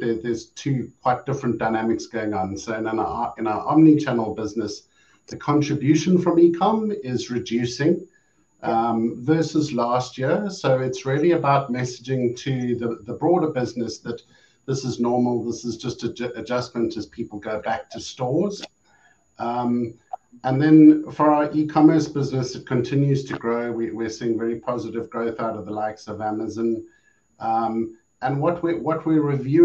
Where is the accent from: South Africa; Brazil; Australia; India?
South Africa; moved away as an adult; now in Europe; my home country of South Africa